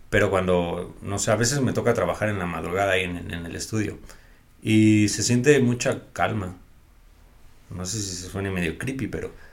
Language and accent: Spanish; Mexico City, Mexico; De la Ciudad de México.